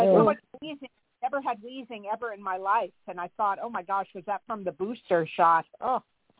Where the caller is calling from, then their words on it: Santa Barbara, California, United States; I'm in Santa Barbara, California.